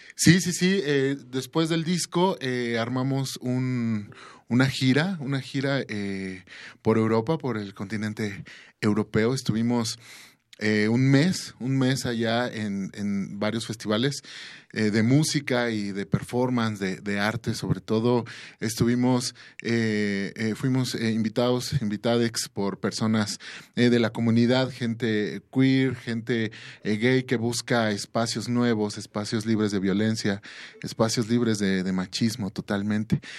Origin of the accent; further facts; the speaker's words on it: Mexico; nosotros como mexicanos, como latinoamericanos